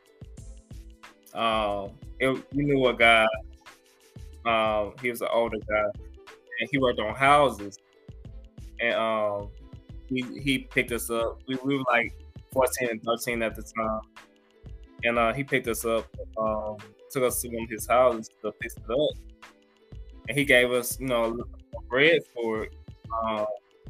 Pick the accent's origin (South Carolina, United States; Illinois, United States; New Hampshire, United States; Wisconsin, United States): Illinois, United States; Belleville; also born or lived in St. Louis, Missouri; I grew up in Belleville, Illinois. I was raised in St. Louis